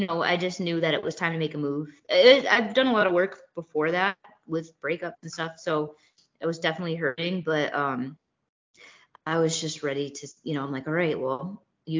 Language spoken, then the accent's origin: English; Boston, Massachusetts, United States; moved away as an adult; now in Florida, United States; I was born and raised in Boston. Well, right outside of Boston